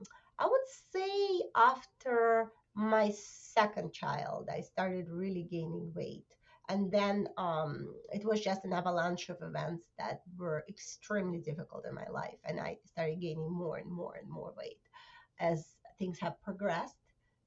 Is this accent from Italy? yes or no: no; Russia; now in New Jersey, United States; Originally, I came from Russia 20 years ago. And right now, I live in New Jersey.